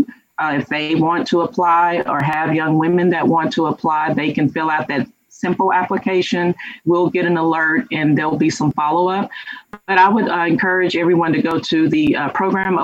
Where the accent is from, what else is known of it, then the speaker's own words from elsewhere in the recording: Louisiana, United States; moved away; I'm from Louisiana